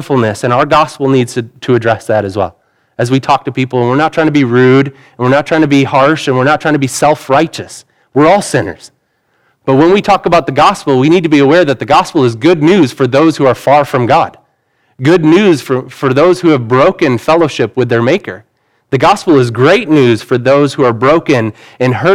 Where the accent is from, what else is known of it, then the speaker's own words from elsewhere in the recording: United States; Most of us aren't fluent in other languages because we're American